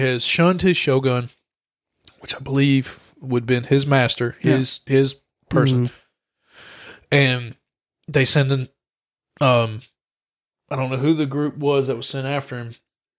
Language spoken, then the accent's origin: English; the South, United States; because we're from the South and we're two idiots